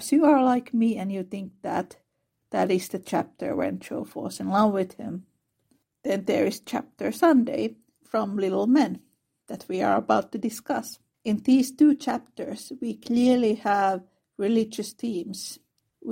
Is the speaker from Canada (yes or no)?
no; Finland; I am from Finland, which is a very secular country.